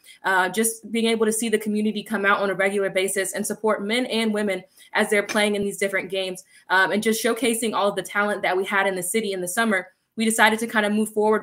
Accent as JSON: {"language": "English", "town": "Charlotte", "region": "North Carolina", "country": "United States", "tie": "born or raised there", "said": "I was raised in Charlotte. I've been here since I was 4, outside of going to school and coming back"}